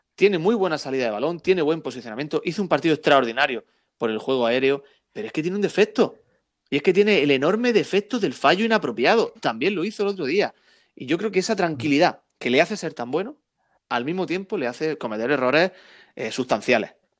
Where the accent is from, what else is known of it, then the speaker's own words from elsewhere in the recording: Almería, Andalusia, Spain; yo soy muy, muy armeniancista, es muy, muy de mi tierra